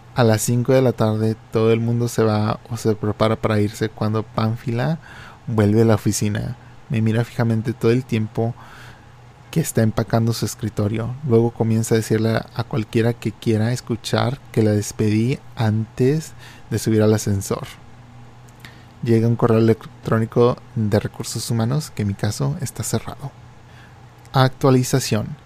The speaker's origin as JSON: {"language": "Spanish", "country": "Mexico", "tie": "born or raised there", "moved": "yes", "said": "en mi infancia y en México, porque cuando yo vivía en México"}